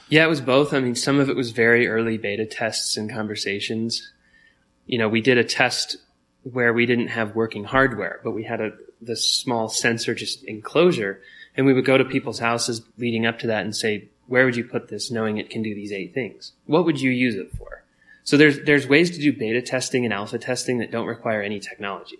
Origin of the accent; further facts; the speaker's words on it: Longmont, Colorado, United States; we grew up in Longmont, Colorado